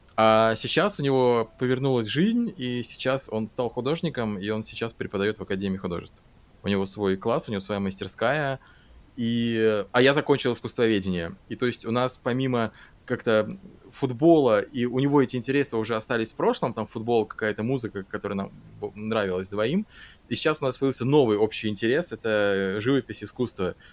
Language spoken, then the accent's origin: Russian; Saint Petersburg, Russia; moved away as an adult; now in Germany; основное количество друзей остались в Питере